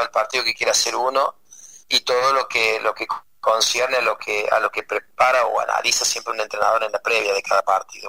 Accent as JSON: {"language": "Spanish", "country": "Argentina", "moved": "as an adult", "lives_now": "United States", "said": "me tuve que salir de la Argentina a trabajar a otro país porque mi país no, no, no conseguía trabajo"}